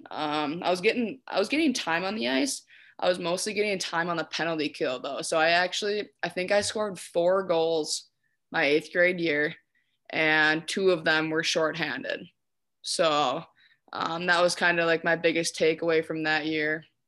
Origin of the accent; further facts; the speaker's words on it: Hastings, Minnesota, United States; I was born and raised in Hastings.